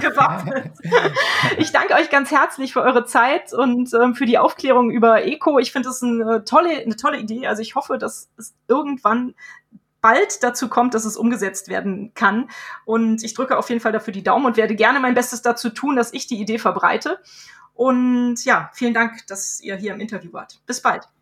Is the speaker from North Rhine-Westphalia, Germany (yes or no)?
yes; Cologne, North Rhine-Westphalia, Germany; den wir hier in meiner Heimatstadt manchmal haben